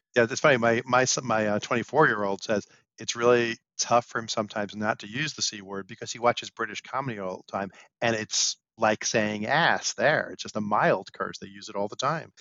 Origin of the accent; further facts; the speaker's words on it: New York City, New York, United States; I grew up in Brooklyn